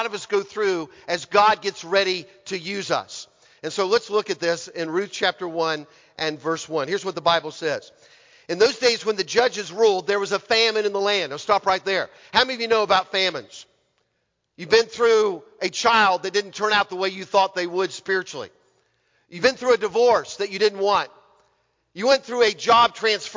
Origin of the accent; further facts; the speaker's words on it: Orlando, Florida, United States; moved away as an adult; now in West Virginia, United States; I'm from Orlando, Florida. That's where I grew up, and that's where I pastored